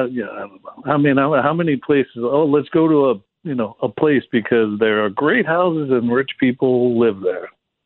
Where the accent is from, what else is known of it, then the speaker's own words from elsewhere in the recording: Eastern Long Island, New York, United States; I'm from Eastern Long Island originally.